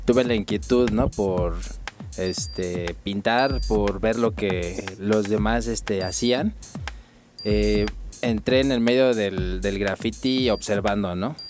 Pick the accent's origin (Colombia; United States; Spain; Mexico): Mexico; Mexico City; nací en, la Ciudad de México